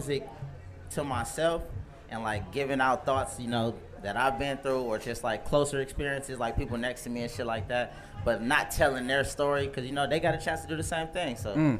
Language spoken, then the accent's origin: English; Inland Empire, California, United States; I'm coming from the IE, bro. Here in Rialto, Fontana